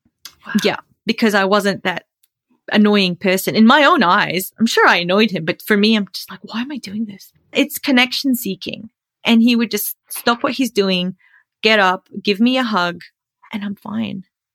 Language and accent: English; Australia; now in United States; because he's American and I'm Australian, Jordanian, we had to sit through a couple of immigration green card interviews.